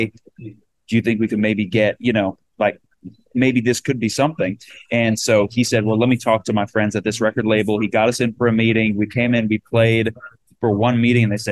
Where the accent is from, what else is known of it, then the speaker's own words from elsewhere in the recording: Rhode Island, United States; moved away as an adult; now in Nashville, United States; I'm from Rhode Island, which is the small state in America originally